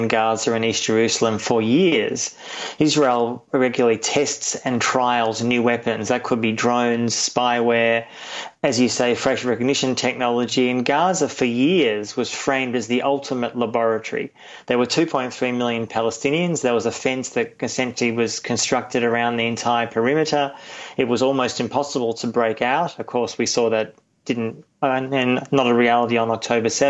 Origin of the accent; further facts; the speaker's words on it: Australia; I'm Australian, but also a German citizen.